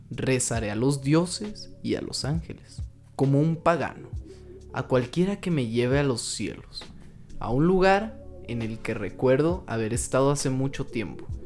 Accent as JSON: {"language": "Spanish", "country": "Mexico", "said": "Aquí, todos somos mexicanos"}